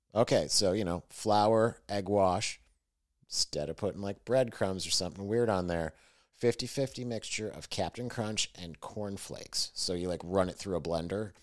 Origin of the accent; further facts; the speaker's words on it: Fredonia, New York, United States; training camp was in my hometown. So their summer training camp was in my town, and like it was at the college in my town, SUNY Fredonia